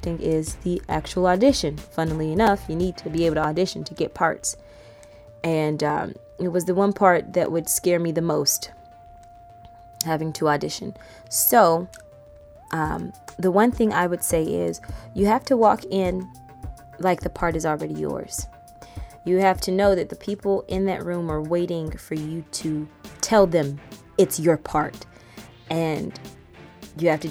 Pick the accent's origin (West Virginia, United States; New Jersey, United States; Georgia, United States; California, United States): Georgia, United States; Riverdale; moved away as an adult; now in New York, United States; I am originally from Riverdale, Georgia, which is just outside of Atlanta. And I moved to New York to go to school